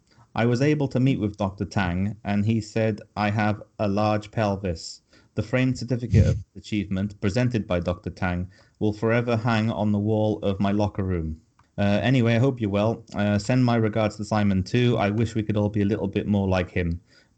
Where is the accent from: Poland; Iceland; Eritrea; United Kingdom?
United Kingdom; Cardiff, Wales